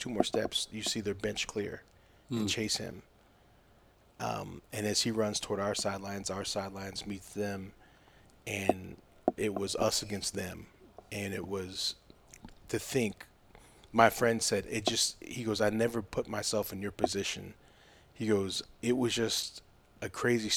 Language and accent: English; Aurora, United States; where I grew up in Aurora